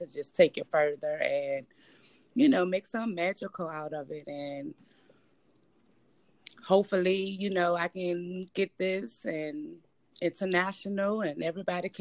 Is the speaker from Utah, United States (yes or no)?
no; Richmond, Virginia, United States; born and raised in Richmond, Virginia